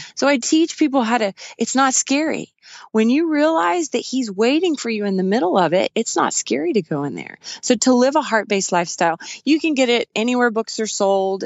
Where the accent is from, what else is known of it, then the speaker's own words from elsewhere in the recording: West Texas, United States; We grew up in West Texas